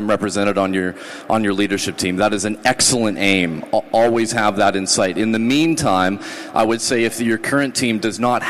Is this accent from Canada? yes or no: yes; Canada; I'm Canadian